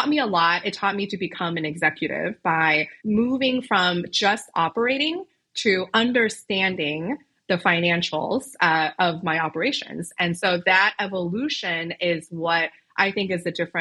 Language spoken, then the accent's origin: English; Chicago, Illinois, United States; I am a lawyer from Chicago originally